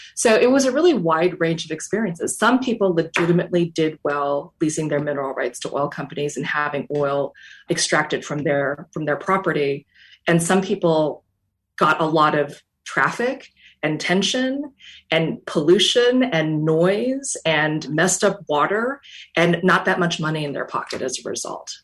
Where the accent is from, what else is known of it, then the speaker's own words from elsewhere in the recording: North Dakota, United States; moved away as an adult; I knew that I always wanted to write about my home state of North Dakota. That's where I grew up from the age of four